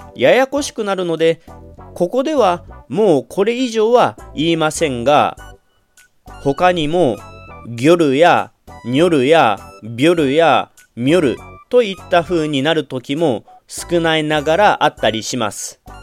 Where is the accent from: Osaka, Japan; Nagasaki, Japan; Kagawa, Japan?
Kagawa, Japan; 生まれも育ちも香川県